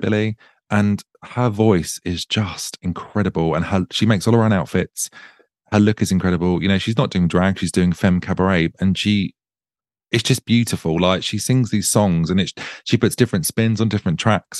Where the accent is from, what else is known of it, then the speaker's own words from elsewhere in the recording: Suffolk, East of England, United Kingdom; moved away as an adult; now in Brighton, United Kingdom; I'm originally from Suffolk and um, me and my husband moved here last November